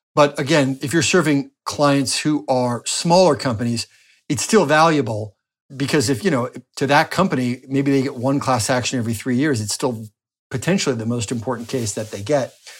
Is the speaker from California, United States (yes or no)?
no; New Jersey, United States; moved away as an adult; also born or lived in Washington, D.C.; now in Florida, United States; my home state of New Jersey